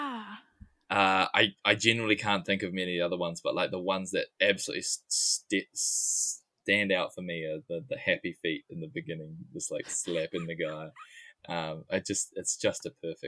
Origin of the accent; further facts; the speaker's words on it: New Zealand; accent: New Zealand; my New Zealand accent